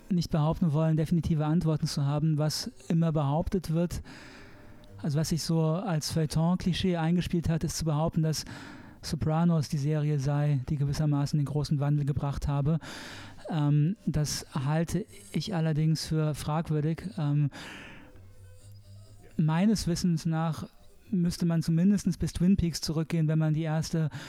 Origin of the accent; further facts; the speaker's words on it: Saarland, Germany; als Saarländer, ich meine alle katholischen